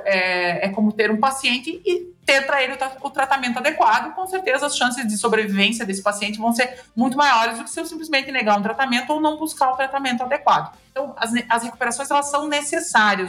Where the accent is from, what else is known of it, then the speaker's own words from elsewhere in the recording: interior of Rio Grande do Sul, Brazil; Eu sou aqui do interior do Rio Grande do Sul, as pessoas já devem ter notado isso pelo meu sotaque